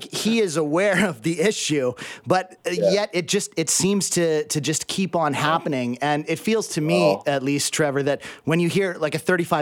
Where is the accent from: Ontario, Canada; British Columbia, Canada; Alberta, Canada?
British Columbia, Canada; Abbotsford; I grew up in the Lower Mainland. I grew up in Abbotsford